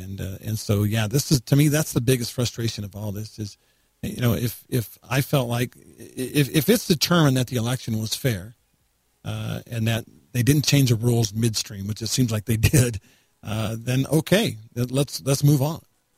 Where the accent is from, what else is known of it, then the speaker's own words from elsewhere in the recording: Texas, United States; now in Ivins, United States; I grew up in Texas